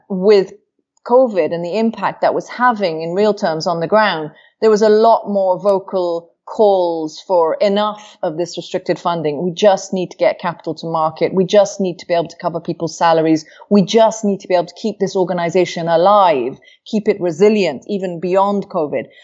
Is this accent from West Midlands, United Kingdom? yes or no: no; Wales, United Kingdom; moved away; I was raised in Wales where I was taught to speak Welsh.